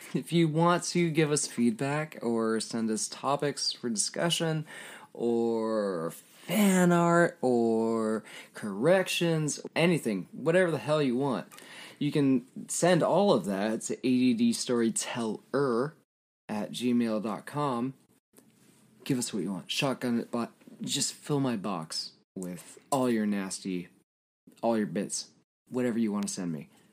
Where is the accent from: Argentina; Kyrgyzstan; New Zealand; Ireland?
Ireland; as an Irish person